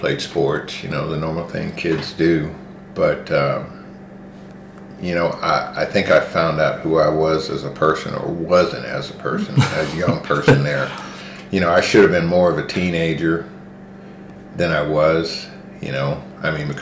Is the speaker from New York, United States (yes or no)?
no; Radcliff, Kentucky, United States; moved away as an adult; growing up in the Valley and then leaving the Valley and going into the military